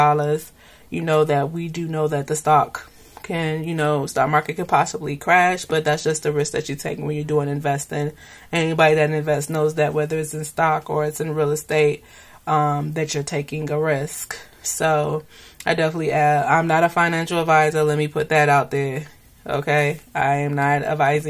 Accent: United States; Being in the U.S. and being American

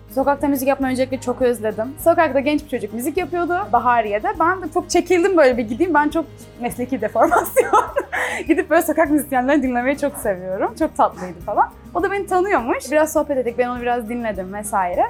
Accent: Çeşme, İzmir, Turkey; first language Turkish; moved away; also born or lived in Istanbul; Çeşme gibi küçük bir yerde yaşıyorum ben. Orada büyüdüm yani.

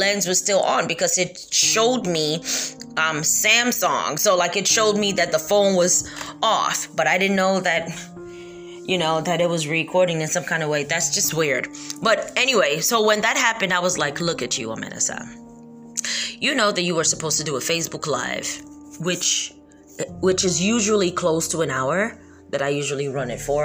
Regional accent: United States; also born or lived in Kentucky; I was born and raised in America

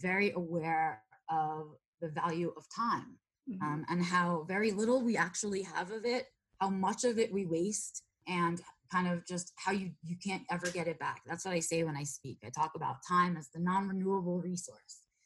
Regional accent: New York City, New York, United States; moved away as an adult; I was born and raised in New York City in the boroughs.

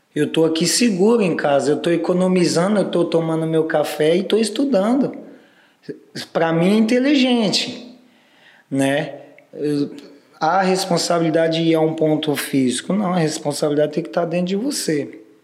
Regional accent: Brazil; Eu, no meu caso, saí do Capão

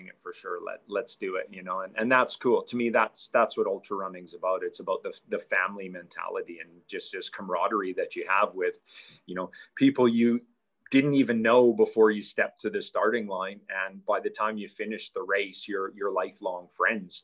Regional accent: Canada; growing up in Canada, I played hockey my whole life

